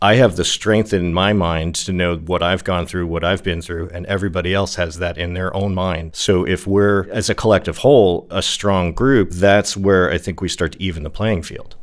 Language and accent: English; New Jersey, United States; moved away; also born or lived in New York / Los Angeles; Living in New York, growing up in New Jersey, living in Los Angeles